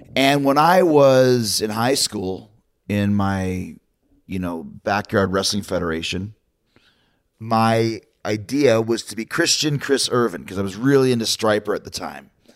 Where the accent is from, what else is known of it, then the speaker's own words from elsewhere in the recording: Winnipeg, Manitoba, Canada; I'm from Winnipeg, Manitoba, I'm proud of it